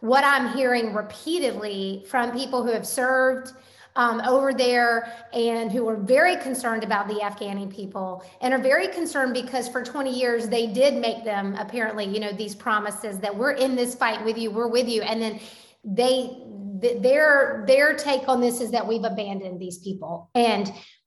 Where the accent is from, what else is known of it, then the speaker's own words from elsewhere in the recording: United States; I am an American citizen